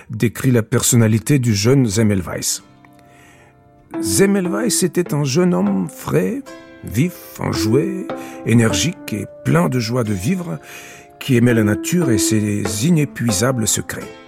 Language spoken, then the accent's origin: French; Hungary; also born or lived in Budapest; Je suis hongrois.